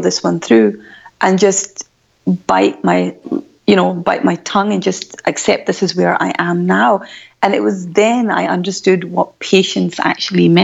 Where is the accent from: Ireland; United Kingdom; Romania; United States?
United Kingdom; Glasgow, Scotland; as you can tell from my voice, I'm born and brought up I come from Glasgow